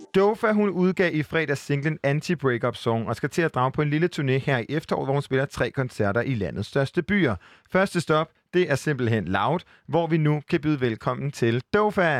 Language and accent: Danish; Aarhus, Central Denmark Region, Denmark; nu er jeg jo selv fra Aarhus